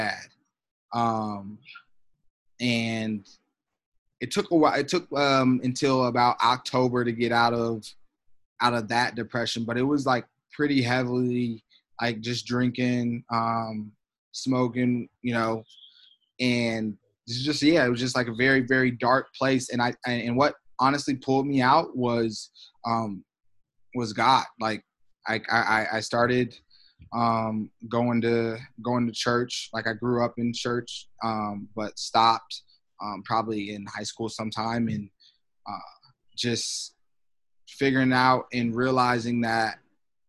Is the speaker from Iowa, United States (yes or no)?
yes; Iowa, United States; we're in Iowa, my home state. We're at the place where I won, you know, like my state titles